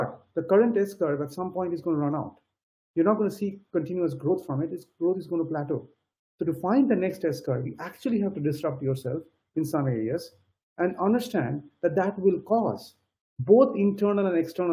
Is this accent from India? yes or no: yes; India; moved away; I come from India